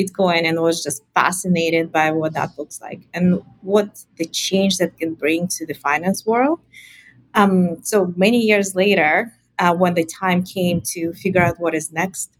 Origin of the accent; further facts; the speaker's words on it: Russia; moved away as an adult; now in Canada; I came to Canada from Russia originally to do a PhD.